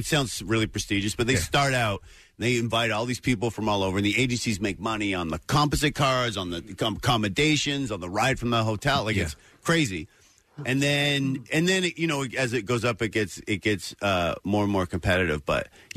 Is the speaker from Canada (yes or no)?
yes; Ontario, Canada; moved away; also born or lived in Vancouver / Europe; I'm from Ontario, but I started comedy in Vancouver